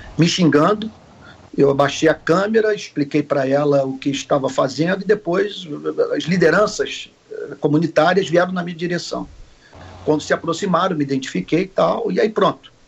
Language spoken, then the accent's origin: Portuguese; Rio de Janeiro, Brazil; sou nascido no Rio de Janeiro